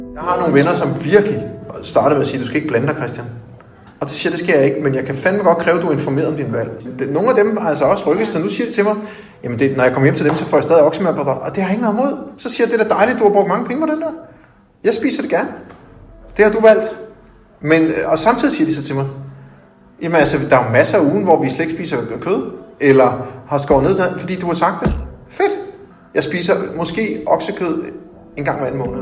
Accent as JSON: {"language": "Danish", "country": "Denmark", "said": "Som dansker"}